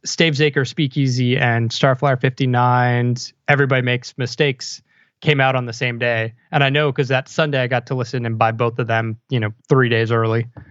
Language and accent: English; Montgomery County, Maryland, United States; moved away as an adult; also born or lived in Philadelphia; Montgomery County, Maryland, just right outside Washington, D C